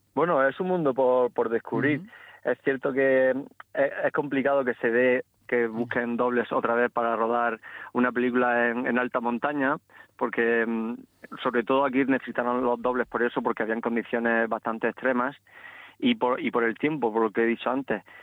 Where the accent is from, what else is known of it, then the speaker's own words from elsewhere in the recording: Barinas, Region of Murcia, Spain; mi pueblo, que es un pueblo pequeño de, Murcia llamado Barinas